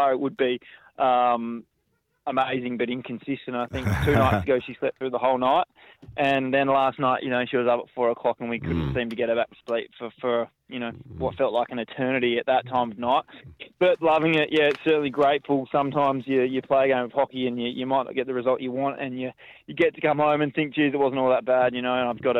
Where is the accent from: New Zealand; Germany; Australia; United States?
Australia; Margaret River, Western Australia; now in Perth, Australia; I grew up in Margaret River